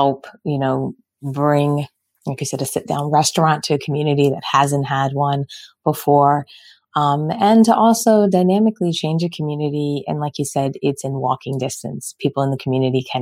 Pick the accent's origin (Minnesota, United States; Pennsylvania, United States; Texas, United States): Pennsylvania, United States; Philadelphia; moved away; also born or lived in Michigan; I'm originally from Philly